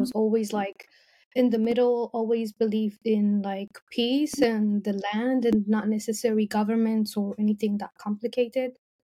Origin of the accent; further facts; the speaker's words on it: Israel; English is a second language; also born or lived in Ethiopia; So me specifically, I moved when I was like almost 2 years old.